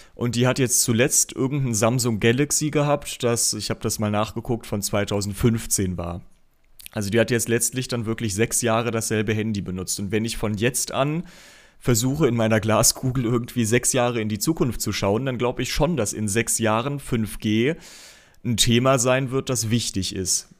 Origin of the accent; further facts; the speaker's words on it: Aachen, North Rhine-Westphalia, Germany; als Aachener